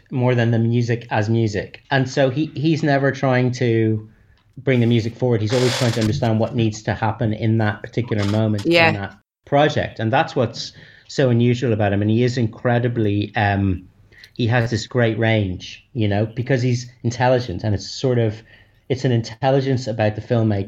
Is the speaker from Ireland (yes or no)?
yes; Ireland; I'm Irish